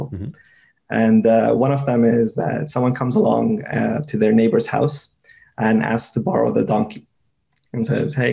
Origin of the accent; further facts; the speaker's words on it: Afghanistan; In my background, I'm from Afghanistan